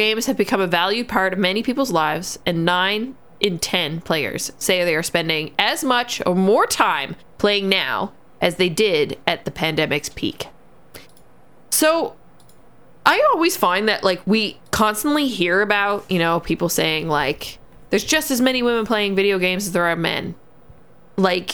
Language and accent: English; Canada; We as Canadian